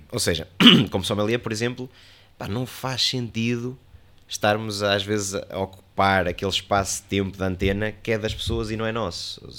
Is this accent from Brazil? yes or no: no; Soissons, Hauts-de-France, France; born there; Eu nasci em Soação, fui registado em Rance na capital, né, numa das capitais de Champagne.